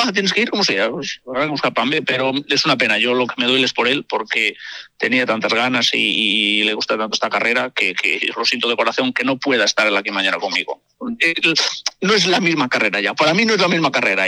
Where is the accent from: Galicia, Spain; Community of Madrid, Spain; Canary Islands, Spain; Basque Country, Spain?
Galicia, Spain; moved away; also born or lived in El Bierzo; nací en un pueblo gallego y estuve ahí muchos años.